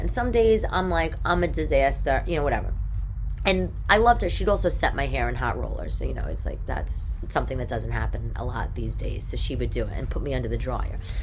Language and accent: English; New York City, New York, United States; growing up in New York back in the day